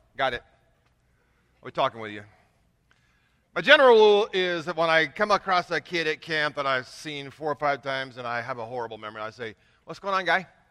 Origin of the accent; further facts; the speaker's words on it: Kingsburg, California, United States; moved away; also born or lived in Indiana / Huntington Beach, California; God called me back to my hometown about eight years ago